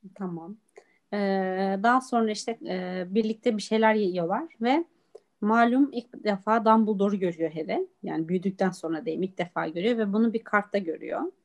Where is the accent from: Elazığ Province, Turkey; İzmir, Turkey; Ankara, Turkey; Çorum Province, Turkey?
Çorum Province, Turkey; Biz Çorumluyuz.